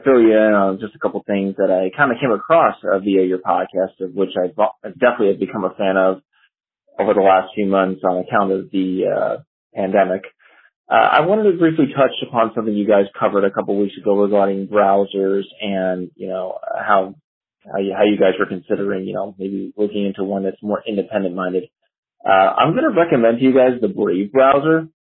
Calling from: New Jersey, United States; I'm calling from New Jersey

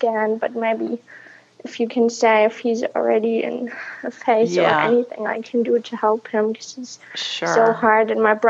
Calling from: Berlin, Germany; also born or lived in southern Germany; I'm calling from Germany, and I'm in Berlin, but right now I'm actually with my dad in southern Germany

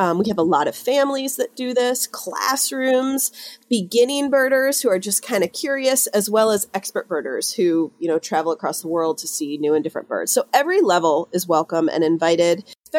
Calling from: Ithaca, New York, United States; calling in from just outside of Ithaca, New York today.

